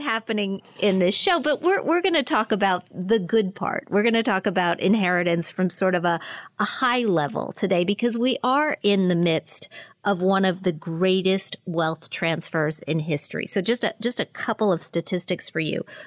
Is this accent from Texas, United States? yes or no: no; Pennsylvania, United States; my home state of Pennsylvania